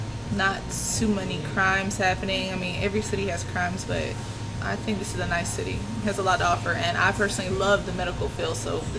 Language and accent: English; Augusta, Georgia, United States; I was born and raised here in Augusta, Georgia.